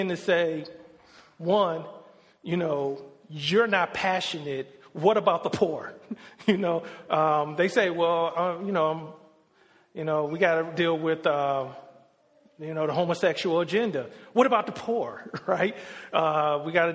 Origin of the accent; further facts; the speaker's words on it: Detroit, Michigan, United States; I grew up in Detroit, Michigan